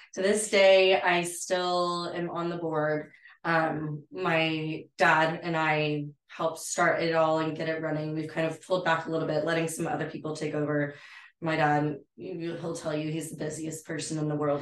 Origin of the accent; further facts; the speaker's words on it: San Angelo, Texas, United States; also born or lived in Fort McKavett, Texas; now in Fort Worth, United States; I'm from San Angelo, Texas. I grew up in, you know, rural ranching community area.